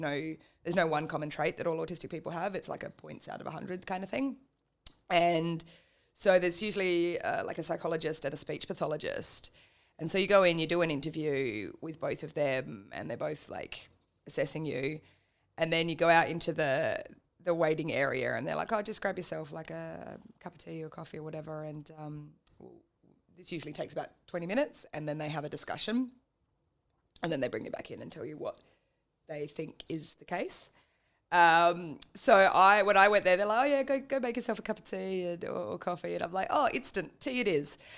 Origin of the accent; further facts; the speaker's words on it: Adelaide, South Australia, Australia; I was born in Adelaide and then moved around a lot, just depending on where my parents were getting posted.